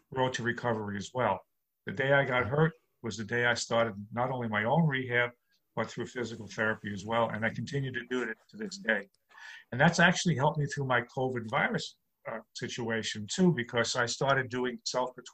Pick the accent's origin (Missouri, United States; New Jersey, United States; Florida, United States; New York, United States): New York, United States; New York City; now in Long Island, United States; Right. I'm born and bred in New York